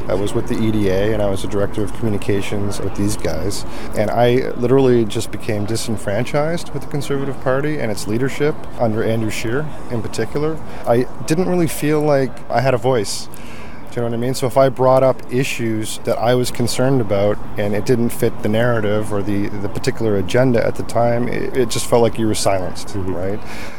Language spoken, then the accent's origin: English; Canada; I was born and raised in Canada